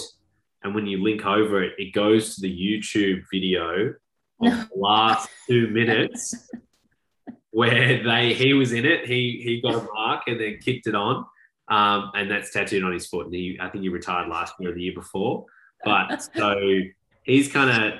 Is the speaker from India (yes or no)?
no; Melbourne, Victoria, Australia; born or raised there; accent: Australian; moved away; also born or lived in London